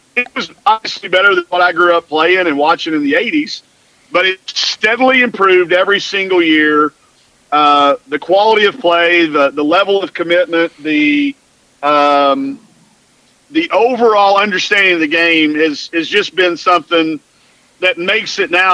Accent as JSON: {"language": "English", "town": "Greenwood", "region": "Arkansas", "country": "United States", "tie": "born or raised there", "said": "I growing up in Greenwood, Arkansas"}